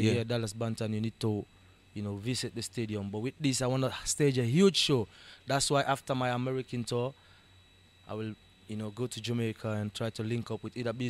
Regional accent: Freetown, Western Area, Sierra Leone; I'm born and raised in SL. Uh-huh. Born and raised in Freetown in King Tom.

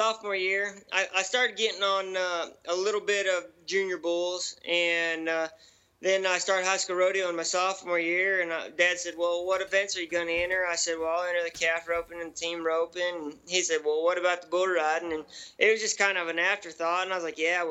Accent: Grand Coulee, Washington, United States; I was born and raised in Grand Coulee on the Colville Reservation

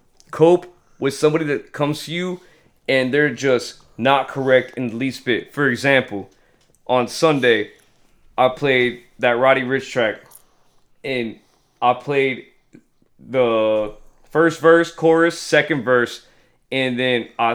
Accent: Germany; Well, it's not that machine. I'm from Germany.

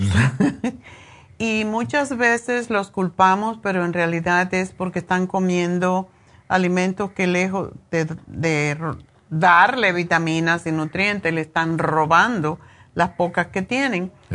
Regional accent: Cuba; moved away; cuando era niña eh, en Cuba

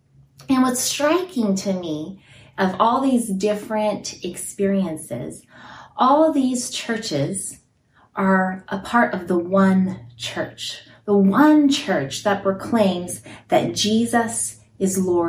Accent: Guinea; moved away; also born or lived in Italy; I was born in Italy, where my parents were church planters, and so we were in small in-home churches then. And then when I was six, we moved to Guinea, West Africa.

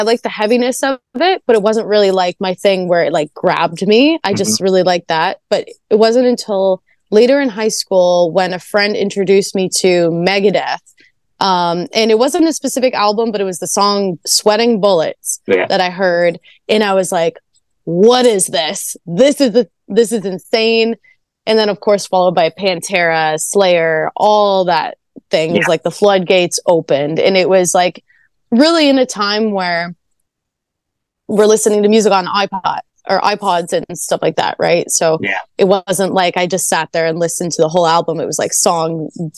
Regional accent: Canada; I'm Canadian

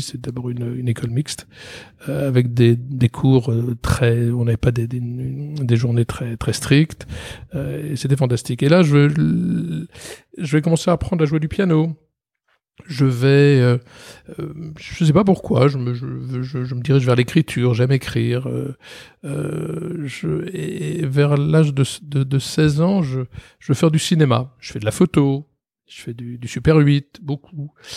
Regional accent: Paris, Île-de-France, France; je vais passer toute ma scolarité et mon enfance à Paris.

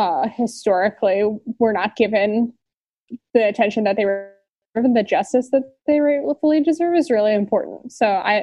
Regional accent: Virginia, United States; we were both growing up in Virginia

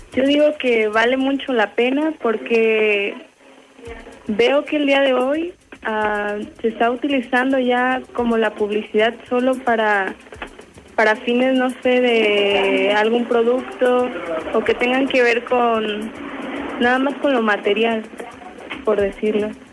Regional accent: Aguililla, Michoacán, Mexico; moved away; yo soy de Aguililla, Michoacán

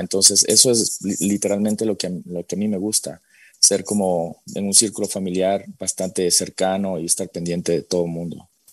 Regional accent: Quito, Pichincha, Ecuador; moved away; soy nacido en Quito, eh, vengo de una familia bastante tradicionalista

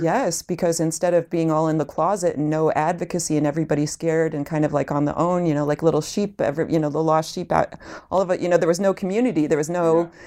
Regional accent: Illinois, United States; I'm from Illinois

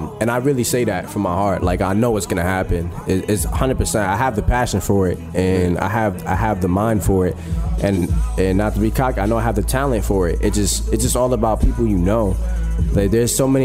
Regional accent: New Jersey, United States; we both from Jersey

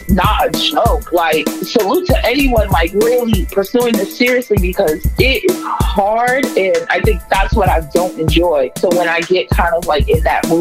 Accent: Boston, Massachusetts, United States; I'm a third generation Bostonian. I'm from Dorchester

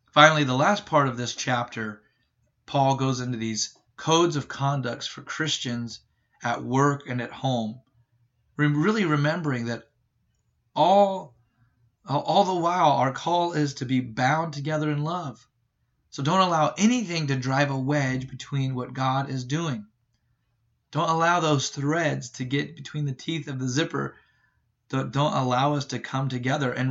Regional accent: Ireland; well, look, I'm Irish, so I just get angry all the time.

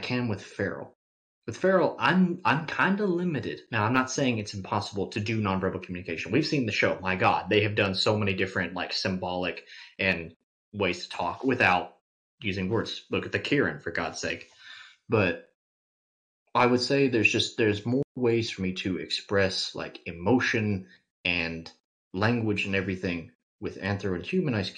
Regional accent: Kentucky, United States; I'm from Kentucky

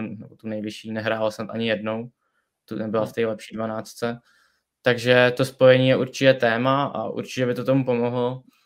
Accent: Plzeň, Plzeň Region, Czechia; já pocházím z Plzně a vlastně chodím na školu do Plzně

